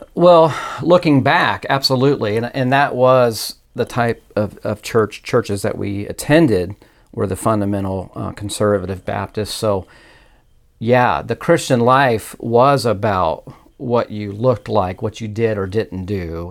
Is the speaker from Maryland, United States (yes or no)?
no; Indianapolis, Indiana, United States; I'm at originally from Indianapolis, Indiana. So, born and raised there